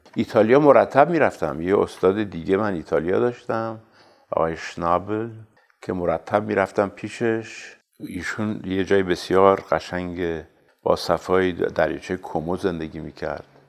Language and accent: Persian; Tehran, Tehran Province, Iran; در سال 1320 مطابق 1941 میلادی در تهران متولد شدم